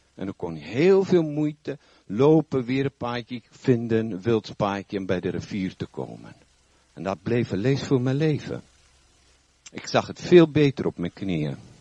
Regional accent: South Africa; now in Netherlands; Ik heb een eh, wat vreemde tongval. Ik kom oorspronkelijk uit Zuid-Afrika. Woon al vrij lang hier

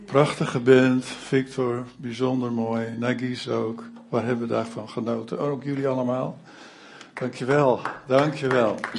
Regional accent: Alkmaar, North Holland, Netherlands; now in Zutphen, Netherlands; Ik kom zelf vroeger uit Alkmaar, waar al 25 jaar lang een AZC was

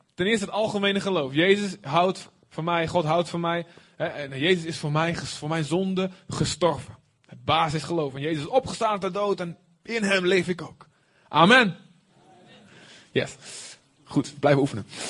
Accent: Deventer, Overijssel, Netherlands; als echte Deventenaar

